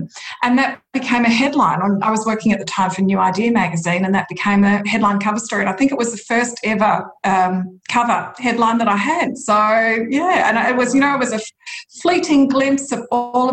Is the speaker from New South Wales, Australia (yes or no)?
no; Churchill, Victoria, Australia; also born or lived in Melbourne; I grew up in a tiny little place called Churchill in Gippsland, which I'm in Melbourne at the moment